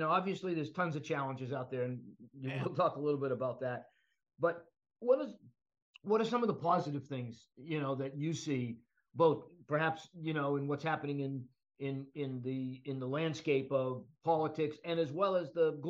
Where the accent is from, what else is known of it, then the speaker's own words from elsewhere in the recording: Boston, Massachusetts, United States; I grew up in Boston